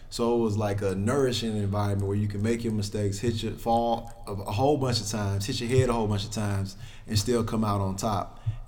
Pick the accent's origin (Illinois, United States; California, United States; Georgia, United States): Illinois, United States; Chicago; born or raised there; also born or lived in Calumet City, Illinois